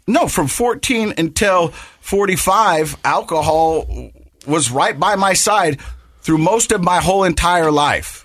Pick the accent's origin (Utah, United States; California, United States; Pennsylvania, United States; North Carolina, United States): Utah, United States; Ogden; I'm from Ogden